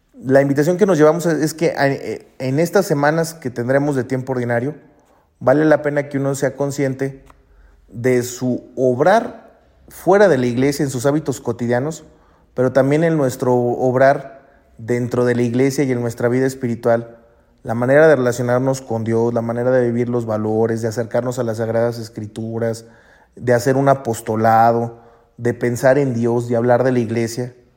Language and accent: Spanish; Mexico; moved away as an adult; also born or lived in Rome; mi país y acá